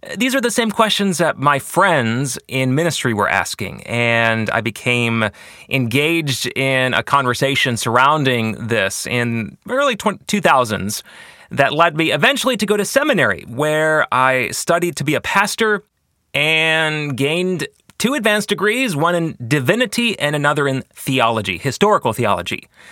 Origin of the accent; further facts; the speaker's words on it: Grand Rapids, Michigan, United States; also born or lived in Washington, D.C.; I am from West Michigan, the Grand Rapids area